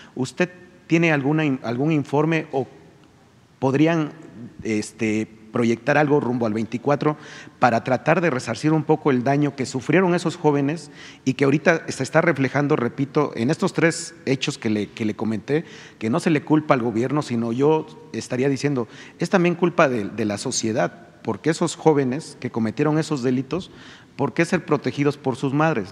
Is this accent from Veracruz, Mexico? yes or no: yes; Río Blanco, Veracruz, Mexico; yo también soy de un pueblo, soy de Rublanco, Veracruz.